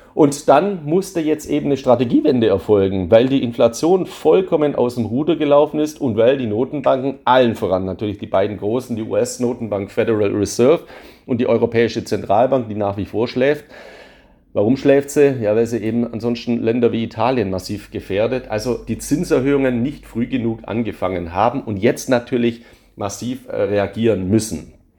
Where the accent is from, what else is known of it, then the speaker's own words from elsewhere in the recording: Swabia, Germany; als Schwabe